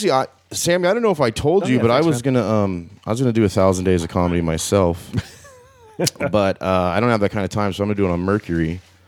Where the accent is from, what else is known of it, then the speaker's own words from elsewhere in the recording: Arizona, United States; I'm from Arizona.